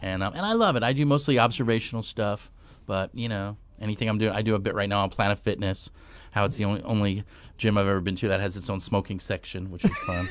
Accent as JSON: {"language": "English", "region": "New York", "country": "United States", "tie": "born or raised there", "moved": "yes", "said": "I grew up on the East Coast. I'm from New York originally"}